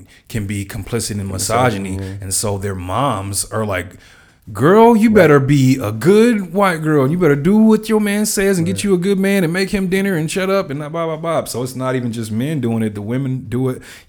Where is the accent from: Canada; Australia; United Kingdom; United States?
United States; California; I'm from California